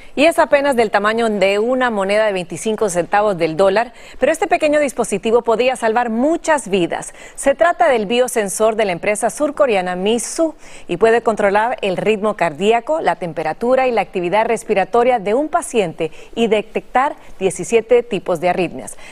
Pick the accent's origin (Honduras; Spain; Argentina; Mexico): Honduras; nosotros los hondureños